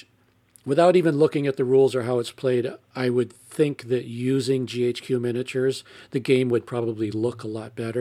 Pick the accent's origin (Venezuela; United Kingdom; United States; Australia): United States; I'm American